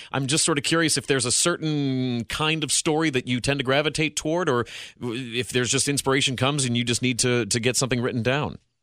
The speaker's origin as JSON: {"language": "English", "region": "Ohio", "country": "United States", "said": "I'm an Ohio dude."}